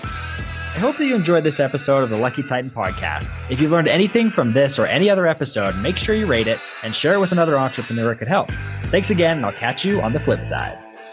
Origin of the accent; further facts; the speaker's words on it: Idaho, United States; I'm from Idaho